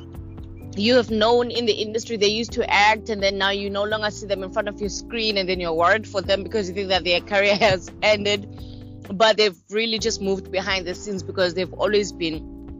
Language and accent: English; Queenstown, Eastern Cape, South Africa; also born or lived in Pretoria / Durban; now in Johannesburg, South Africa; I am from the Eastern Cape, from Queenstown. I'm living in Joburg now.